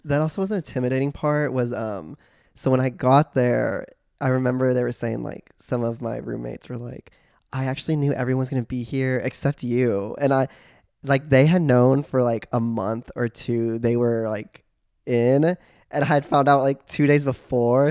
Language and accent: English; Joshua, Texas, United States; now in Austin, United States; I grew up in Joshua, Texas. Super small country town, y'all